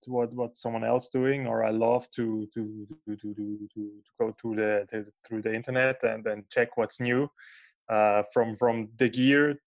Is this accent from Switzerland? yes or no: yes; Basel, Basel-Stadt, Switzerland; English is a second language; moved away as an adult; now in Lucerne, Switzerland; I am from Basel and now living in Lucerne as a freelance photographer and filmmaker